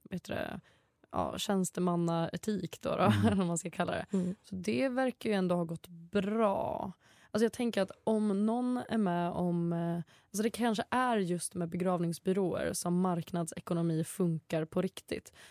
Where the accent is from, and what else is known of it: Mälardalen, Sweden